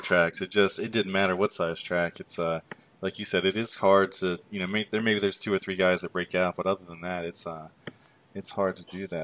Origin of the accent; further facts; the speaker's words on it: United States; I grew up in the Delaware Maryland area